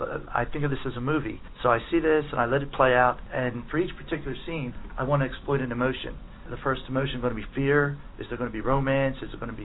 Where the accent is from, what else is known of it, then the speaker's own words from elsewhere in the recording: Delaware County, outside Philadelphia, Pennsylvania, United States; I'm from just outside Philadelphia, an area called Delaware County. Pretty much all my life I've lived there.